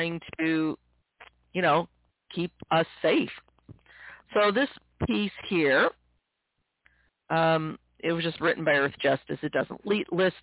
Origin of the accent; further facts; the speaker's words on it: Missouri, United States; my home state of Missouri